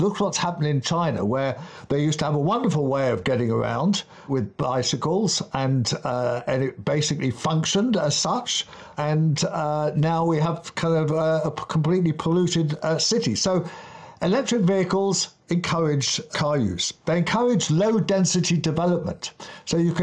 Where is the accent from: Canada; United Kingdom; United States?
United Kingdom; London; When I was a kid in the 1960s, growing up in Kensington, up on Camden Hill